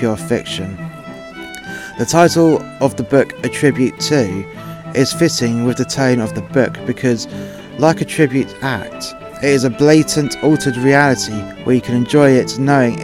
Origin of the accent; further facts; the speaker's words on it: England, United Kingdom; now in Wales, United Kingdom; I'm English and I cannot read Welsh, and that's a bit difficult living in Wales